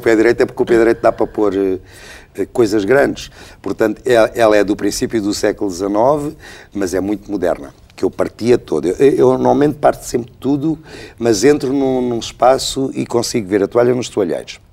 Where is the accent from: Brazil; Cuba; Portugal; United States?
Portugal; eu sou muito português, sou muito provinciano nisso. sou muito português